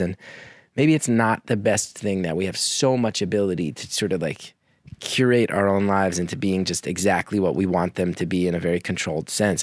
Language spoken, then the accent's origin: English; New Jersey, United States; also born or lived in New York; I grew up in Jersey